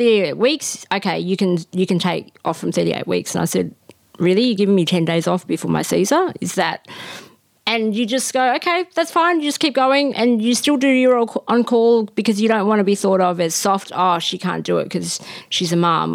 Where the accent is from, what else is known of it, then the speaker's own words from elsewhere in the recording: Melbourne, Victoria, Australia; I'm originally from Melbourne